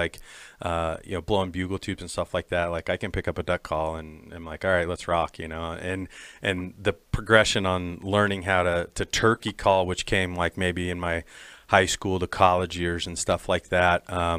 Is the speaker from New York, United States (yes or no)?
no; Nebraska, United States; I grew up in Nebraska and grew up on like waterfowl ground, North Platte, South Platte rivers